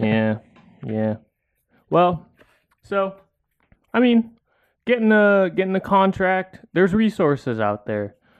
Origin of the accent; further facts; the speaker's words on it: San Diego, California, United States; I grew up in San Diego